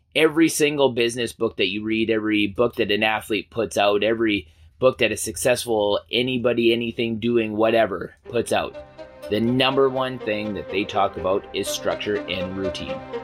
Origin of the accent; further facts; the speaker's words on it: Canada; as a Canadian